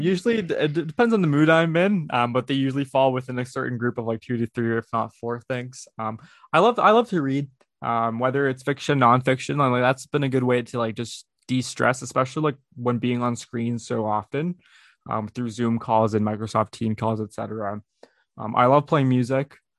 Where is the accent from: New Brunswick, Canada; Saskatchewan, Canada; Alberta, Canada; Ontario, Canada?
Ontario, Canada; Brampton; also born or lived in Houston, Texas; I was born in Houston, Texas, and, and grow, and grew up in Brampton, Ontario, uh, which is just outside Toronto, Ontario, Canada